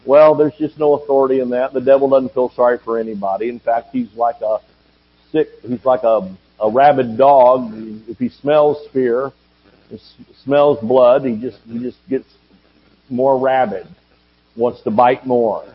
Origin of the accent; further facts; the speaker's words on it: Georgia, United States; moved away; also born or lived in Oklahoma; I'm from Georgia and we say gonna